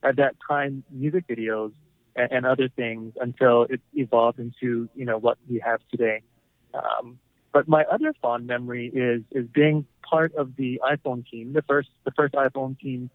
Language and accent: English; Waipahu, Hawaii, United States; So I'm from here, Honolulu, Hawaii, born and raised in Waipahu on the west side